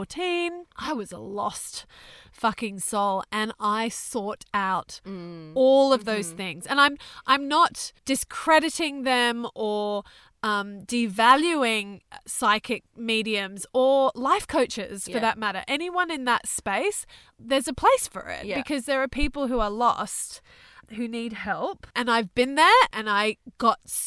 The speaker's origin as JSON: {"language": "English", "country": "Thailand", "tie": "born or raised there", "said": "I was born in Thailand."}